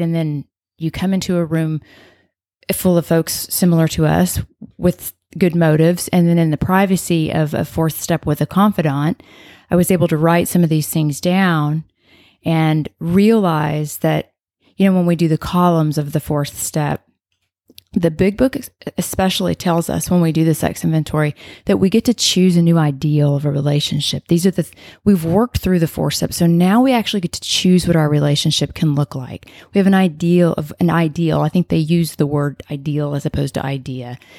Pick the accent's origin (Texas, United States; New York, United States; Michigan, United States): Texas, United States; Arlington; now in Coppell, United States; I'm from Arlington, but I live there